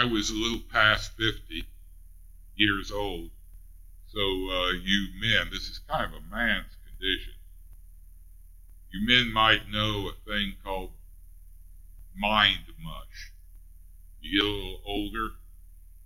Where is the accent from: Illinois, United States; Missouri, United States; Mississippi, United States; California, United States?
Missouri, United States; Ray County; accent: Ray County; my Ray County accent